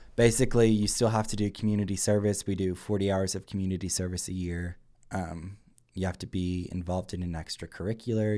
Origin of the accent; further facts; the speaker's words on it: Campton, Kentucky, United States; I'm from Campden, Kentucky.